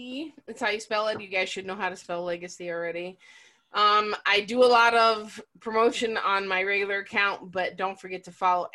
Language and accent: English; Illinois, United States; accent: Chicago; moved away; also born or lived in Appleton, Wisconsin; I was born in Illinois. Now I had the Midwest